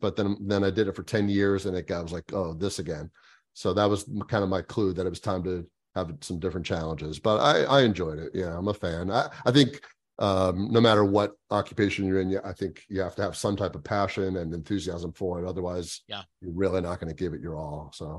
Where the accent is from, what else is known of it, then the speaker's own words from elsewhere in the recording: Florida, United States; Yeah, so I was born and raised down here in South Florida.